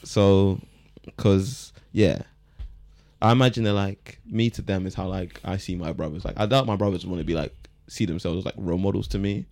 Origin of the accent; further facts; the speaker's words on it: Croydon, London, United Kingdom; I'm from Croydon, I work in that office